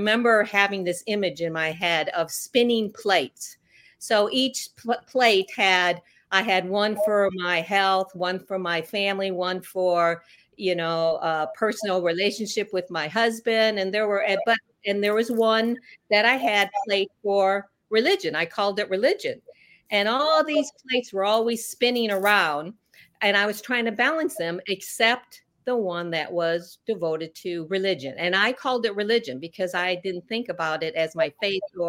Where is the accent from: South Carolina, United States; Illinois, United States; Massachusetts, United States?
Illinois, United States; Chicago; I was born in Chicago area